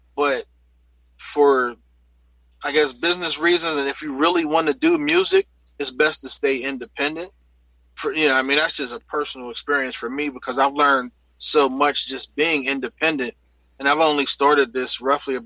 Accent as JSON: {"language": "English", "town": "Pittsburgh", "region": "Pennsylvania", "country": "United States", "tie": "born or raised there", "said": "I grew up in Pittsburgh, in Homewood, on Hilltop."}